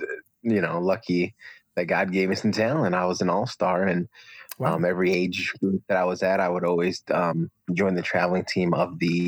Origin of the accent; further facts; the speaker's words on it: Bridgeport, Connecticut, United States; born there; And I was born in Connecticut.